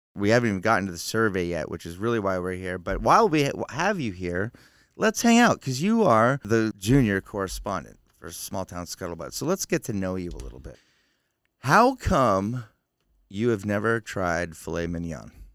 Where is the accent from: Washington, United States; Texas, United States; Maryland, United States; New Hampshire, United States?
New Hampshire, United States; Concord; I grew up in Concord, New Hampshire